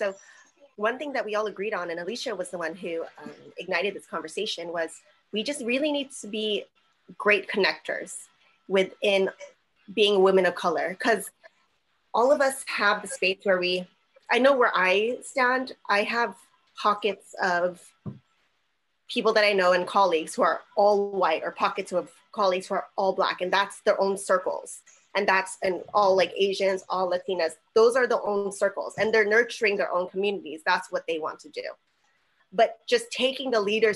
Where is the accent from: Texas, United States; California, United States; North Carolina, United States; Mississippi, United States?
California, United States; San Diego; I'm from Southeast San Diego. That's where I was born and raised